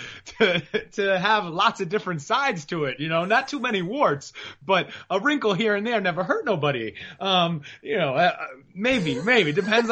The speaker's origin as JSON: {"language": "English", "region": "New York", "country": "United States", "tie": "born or raised there", "moved": "yes", "said": "I grew up in New York"}